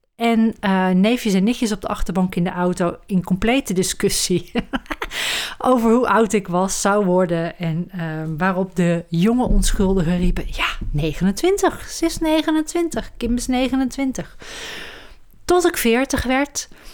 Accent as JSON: {"language": "Dutch", "town": "Roosendaal", "region": "North Brabant", "country": "Netherlands", "tie": "born or raised there", "also_born_or_lived": "Amsterdam", "moved": "as an adult", "lives_now": "Huizen, Netherlands", "said": "Opgegroeid in het Brabantse Roosendaal"}